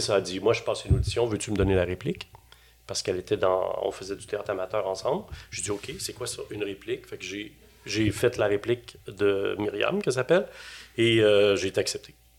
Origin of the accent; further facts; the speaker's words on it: Quebec City, Quebec, Canada; moved away as an adult; now in Montreal, Canada; je suis arrivé à Montréal parce que je viens de Québec